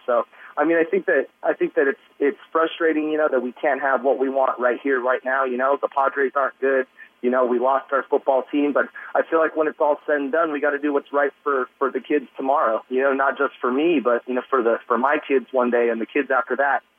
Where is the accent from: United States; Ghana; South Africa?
United States; San Diego, California; I'm born and raised in San Diego